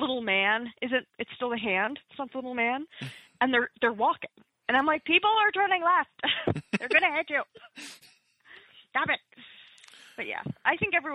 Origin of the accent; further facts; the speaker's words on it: Toronto, Ontario, Canada; moved away as an adult; now in Hamilton, Canada; I'm from Toronto